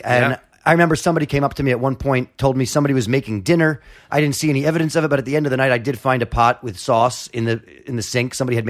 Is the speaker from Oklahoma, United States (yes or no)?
no; New York City, New York, United States; I went to school on the Upper West Side and I grew up in the Village